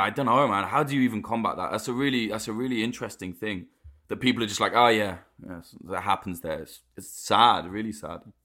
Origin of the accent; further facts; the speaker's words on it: United Kingdom; I, as a Brit